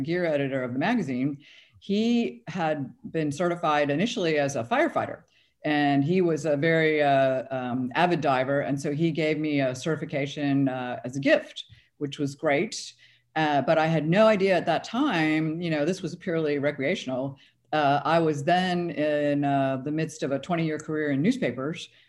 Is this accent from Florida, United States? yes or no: yes; Florida, United States; I grew up in Florida, and I, I still live in Florida